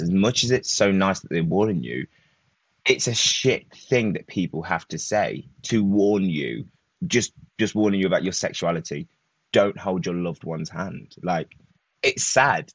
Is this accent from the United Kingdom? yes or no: yes; Leicester, East Midlands, United Kingdom; From Leicester. So not London, but just a little bit out, not too far.